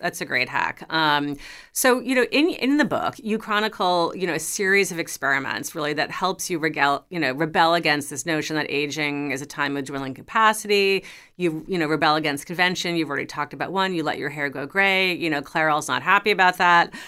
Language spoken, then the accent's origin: English; New York City, New York, United States; I grew up in New York City. I was, like, a New York teen